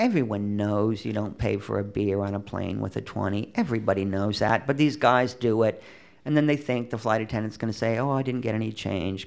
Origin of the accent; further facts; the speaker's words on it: United States; moved away as an adult; now in France; I'm an American